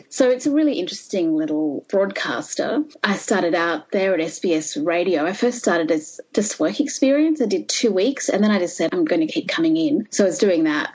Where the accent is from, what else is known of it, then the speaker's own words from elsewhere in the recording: Melbourne, Victoria, Australia; moved away as an adult; also born or lived in Sydney / India; now in Canberra, Australia; I was born and raised in Melbourne